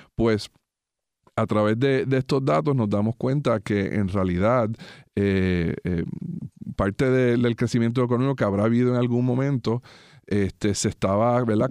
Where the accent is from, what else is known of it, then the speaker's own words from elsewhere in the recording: Puerto Rico; nuestro país